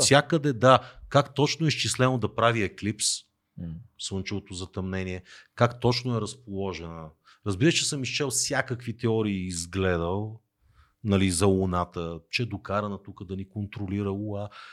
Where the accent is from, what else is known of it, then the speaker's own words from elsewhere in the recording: Teteven, Lovech Province, Bulgaria; moved away; родния ми край Тетевен